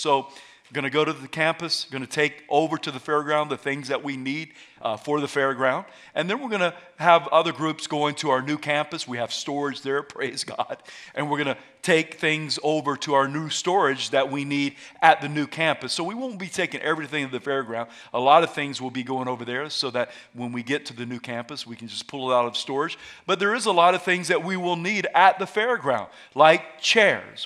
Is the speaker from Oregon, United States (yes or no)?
no; South Carolina, United States; moved away; I'm from South Carolina